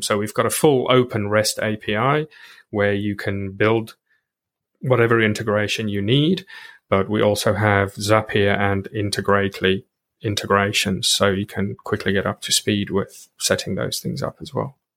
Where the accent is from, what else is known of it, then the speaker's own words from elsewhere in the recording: South Africa; moved away as an adult; I grew up in South Africa and then I came over here